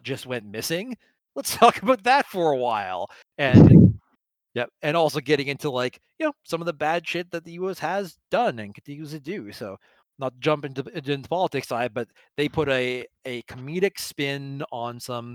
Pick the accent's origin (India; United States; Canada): Canada; as a Canadian